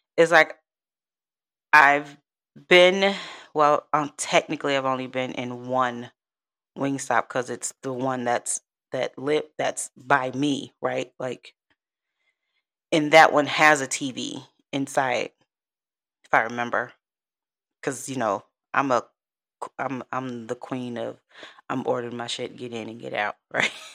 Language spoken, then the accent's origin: English; Chicago, Illinois, United States; moved away as an adult; now in Texas, United States; I'm from Chicago, born and raised